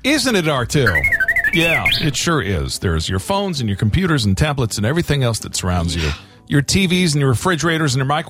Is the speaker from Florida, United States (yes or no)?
yes; Florida, United States; growing up in Florida